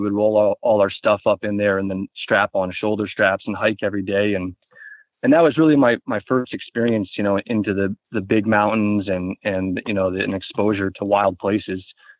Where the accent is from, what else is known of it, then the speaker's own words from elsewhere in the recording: Boston, Massachusetts, United States; I was born in Boston, and I would consider most of my youth to be a city rat.